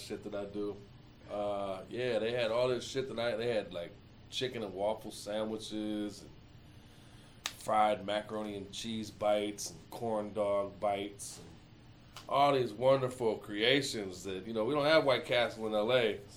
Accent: Southfield, Michigan, United States; moved away; I grew up in Southfield

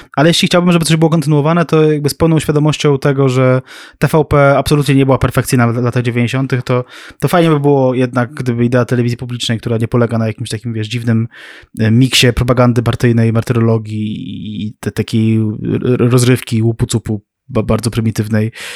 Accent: near Warsaw, Masovian Voivodeship, Poland; mieszkałem blisko Warszawy

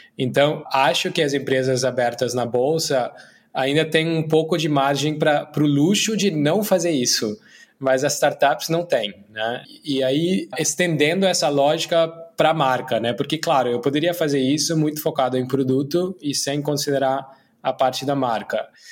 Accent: India; Portuguese is a second language; moved away as an adult; also born or lived in Brazil / United States; eu sou indiano, né? Mas morei minha vida adulta metade no Brasil, outra metade nos Estados Unidos

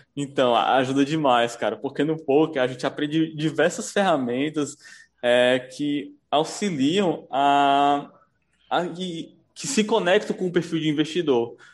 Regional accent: Fortaleza, Ceará, Brazil; Sou daqui de Fortaleza, Ceará

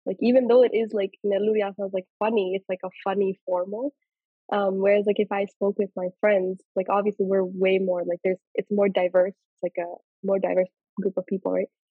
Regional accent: Nellore, Andhra Pradesh, India; accent: Nellore; we're from Nellore, like our whole family, like my mom, dad, everybody

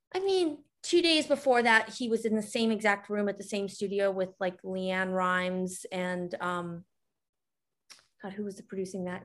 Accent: New Mexico, United States; I grew up in New Mexico

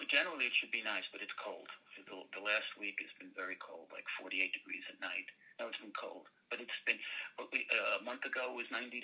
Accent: New York City, New York, United States; also born or lived in California; now in Los Angeles, United States; I grew up in Brooklyn

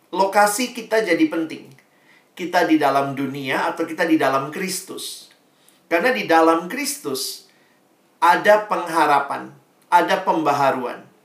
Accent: Makassar, South Sulawesi, Indonesia; Papa saya Ambon asli, mama saya Manado, Tionghoa. Nah, mereka ketemunya di Makassar, makanya saya lahir besar di Makassar.

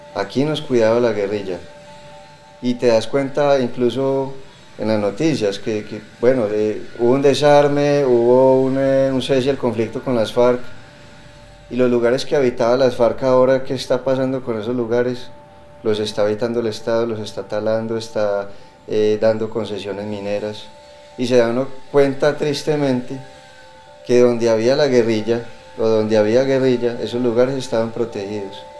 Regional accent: Colombia; En mi caso, ser colombiano

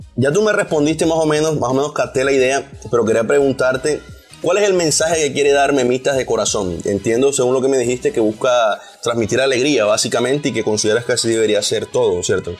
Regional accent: Barranquilla, Atlántico, Colombia; accent: costeño, barranquillero; Yo normalmente modulo un poquito mi acento costeño, barranquillero en mis videos.

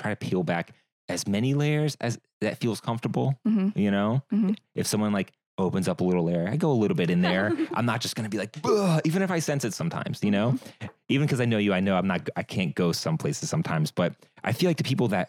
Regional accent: Virginia, United States; I grew up in Virginia

